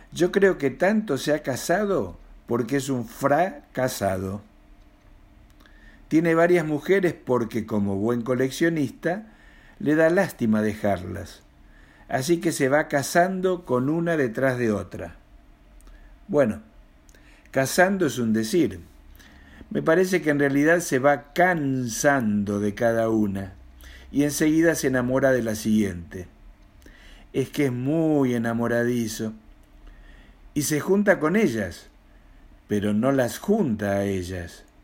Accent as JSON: {"language": "Spanish", "region": "Mendoza", "country": "Argentina", "lives_now": "Buenos Aires, Argentina", "said": "argentino, mendocino para más datos, de 65 y años, viviendo en Buenos Aires y escribiendo poesía y relatos."}